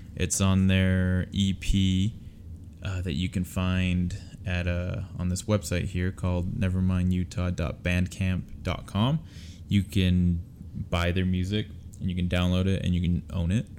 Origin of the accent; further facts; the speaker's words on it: Utah, United States; We're from Utah.